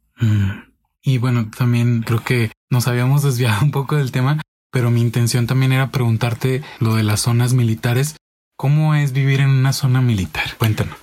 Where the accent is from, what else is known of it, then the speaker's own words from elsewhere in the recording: Guadalajara, Jalisco, Mexico; yo soy de Guadalajara